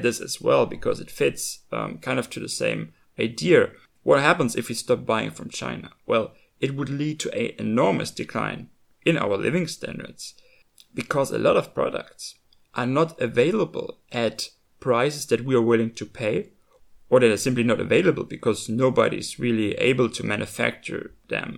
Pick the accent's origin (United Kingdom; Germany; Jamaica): Germany; the values that I grew up with in Germany